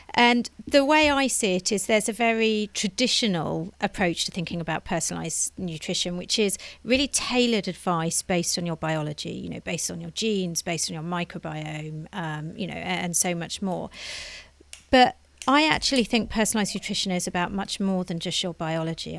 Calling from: London, United Kingdom; I'm calling in from London

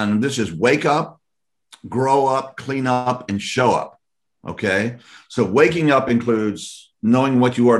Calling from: Louisiana, United States; I'm here, I'm speaking from Louisiana right now.

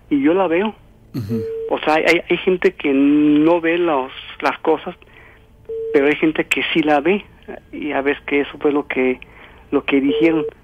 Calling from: San Luis Potosí, Mexico; Oiga, soy de San Luis Potosí, este, he, querido comunicarme desde buen tiempo

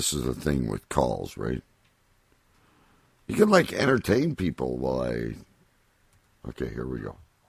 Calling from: California, United States; Yes, I am calling from California.

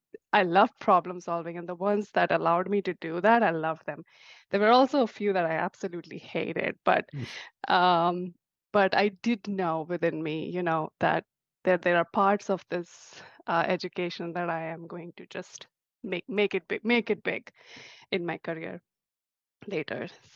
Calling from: Seattle, Washington, United States; I'm from Seattle, Greater Seattle area, on the suburbs of Seattle.

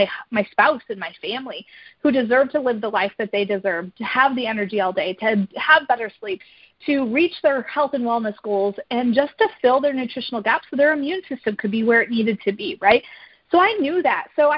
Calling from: DeWitt, Michigan, United States; So I am dialing in from DeWitt, Michigan.

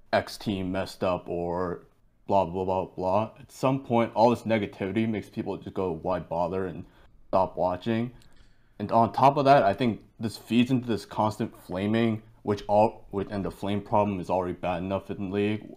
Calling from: Boston, Massachusetts, United States; I am calling from Boston, Massachusetts.

